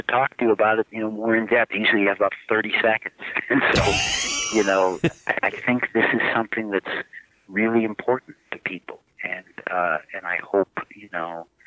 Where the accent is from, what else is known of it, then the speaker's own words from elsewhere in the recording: Cleveland, Ohio, United States; now in Northbrook, United States; I grew up in Cleveland